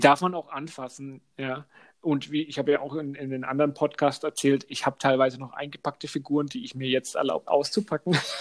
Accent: Franconia, Bavaria, Germany; accent: Franconian; unsere fränkische Aussprache

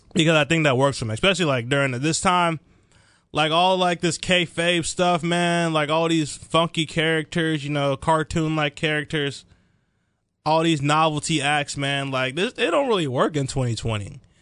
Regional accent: Dallas, Texas, United States; I'm from the Dallas, Texas area. Grew up there my whole life

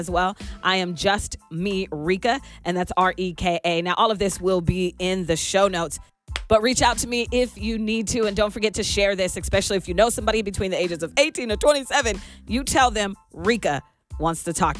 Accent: Seattle, Washington, United States; moved away as an adult; also born or lived in Pasco, Washington; now in Tri-Cities, United States; they moved me away from Pasco, the Tri-Cities, when I was 3, because I grew up in Seattle

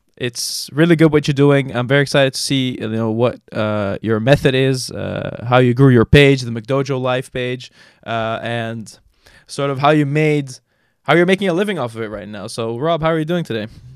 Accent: Jordan; moved away; I grew up in Jordan

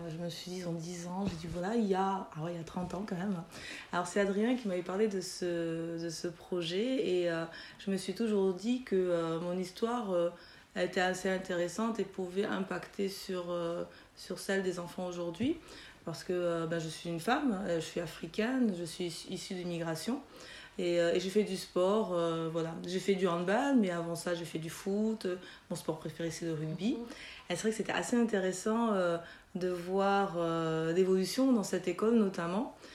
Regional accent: Toulouse, Occitania, France; also born or lived in Chad / Belgium; aujourd'hui j'ai 41 ans. Euh, je suis originaire du Tchad. Mes parents ont immigré euh, l'année de ma naissance, en, dans les années 78. ils ont immigré au Mirail, donc au quartier de la Rennerie.

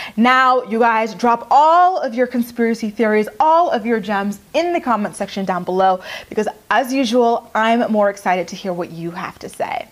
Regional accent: Canada; I'm Canadian

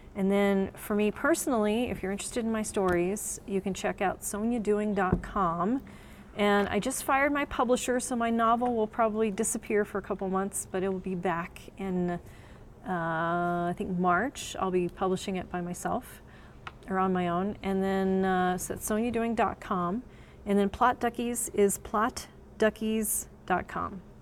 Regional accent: Texas, United States; also born or lived in Pennsylvania; now in New Mexico, United States; I was born here, but we only lived here like six months. And then my parents moved me to Texas. So everybody's like, oh, Texas, I'm sure. Um, but yeah, I grew up in Texas and then I lived in Pennsylvania for 18 years.

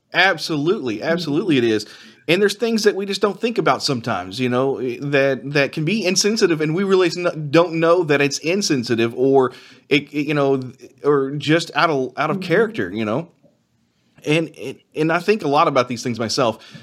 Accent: Henry County, Kentucky, United States; my rural county in, that I grew up in in Henry County

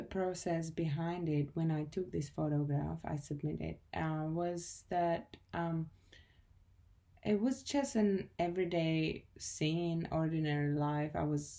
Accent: Czechia; moved away as an adult; now in Australia; I'm from the Czech Republic, but I have been living in Australia for the past 6 years and I'm a photographer.

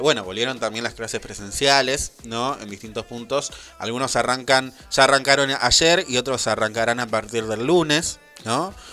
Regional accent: Buenos Aires Province, Argentina; nosotros por ser de Buenos Aires

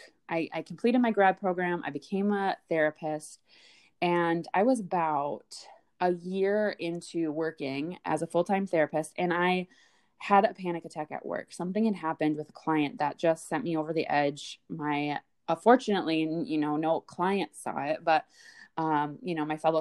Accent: Midwest, United States; born and raised in the Midwest

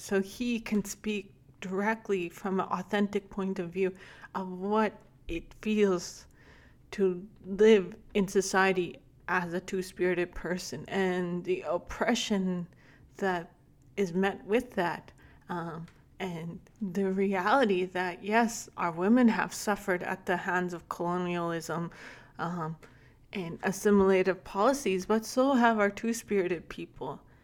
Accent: Lac La Biche, Alberta, Canada; I spent most of my youth growing up in Lac La Bishop, Alberta, as my family still resides there

